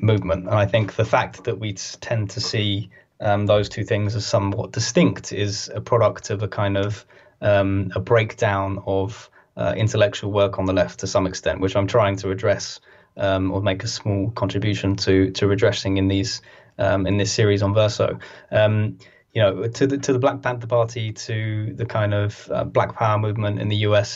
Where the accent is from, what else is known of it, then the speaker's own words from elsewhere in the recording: United Kingdom; We're a very very kind of sad, angry country